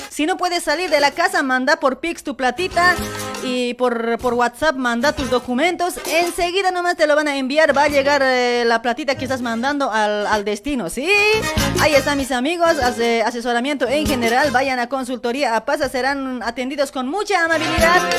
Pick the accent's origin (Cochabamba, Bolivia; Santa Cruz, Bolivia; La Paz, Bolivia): La Paz, Bolivia; Luribay; now in Argentina; Yo soy del Uribay también, pues.